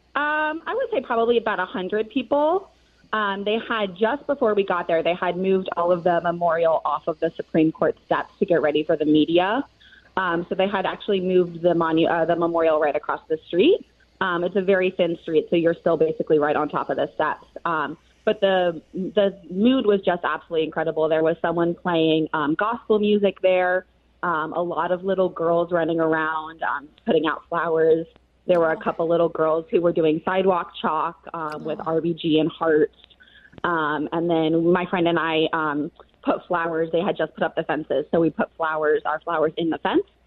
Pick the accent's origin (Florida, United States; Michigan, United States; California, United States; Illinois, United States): California, United States; now in Washington, D.C., United States; I'm from California